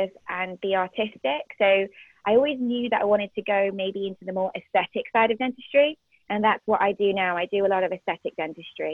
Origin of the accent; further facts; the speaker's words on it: Liverpool, North West England, United Kingdom; also born or lived in Bahrain; I went to school in Liverpool, and that's where I grew up, and after growing up in the Middle East when I was, like, very young.